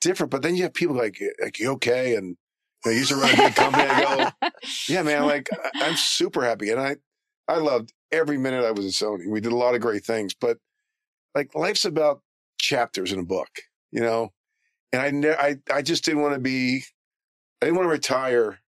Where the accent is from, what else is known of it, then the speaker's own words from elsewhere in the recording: Maryland, United States; moved away as an adult; also born or lived in Philadelphia, Pennsylvania; now in Los Angeles, United States; I grew up poor. Not poor, but we didn't have a lot of money. Lived in Maryland.